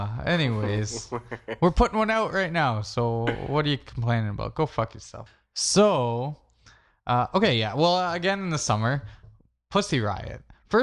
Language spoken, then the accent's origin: English; Canada; I mean, we're Canadian, so whatever.